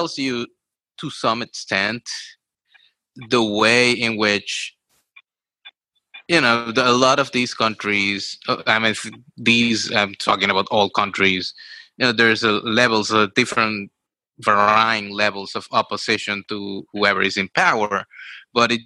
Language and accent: English; Puerto Rico; me growing up in Puerto Rico